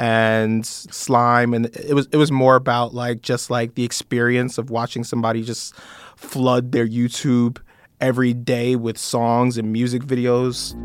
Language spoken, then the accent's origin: English; New York, United States; I'm from New York.